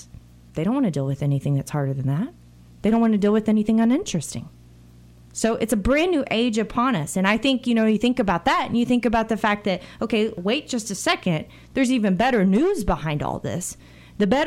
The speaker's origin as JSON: {"language": "English", "country": "United States", "said": "this attack on our country today, in my opinion, has reminded us how blessed we are to be Americans."}